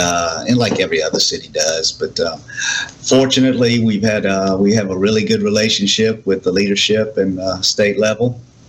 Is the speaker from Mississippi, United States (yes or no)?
yes; Ocean Springs, Mississippi, United States; growing up here and now being the mayor, you know, it's an awesome responsibility, and I'm honored to be able to do it for my hometown.